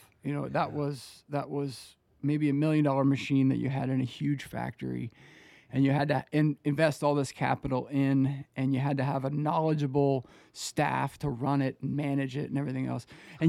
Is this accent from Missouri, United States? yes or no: no; Pennsylvania, United States; growing up in Pennsylvania, you still see the skeletons of it everywhere, right? You know, Pittsburgh is just littered with old steel mills.